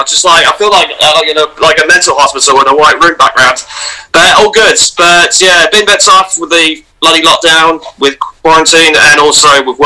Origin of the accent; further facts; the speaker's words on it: Essex, East of England, United Kingdom; also born or lived in Scotland / Perth, Australia; I was like about seven or eight at the time. And then we were going to move out. And I said to my mum, where are we going? Oh, we're going to a place called Essex.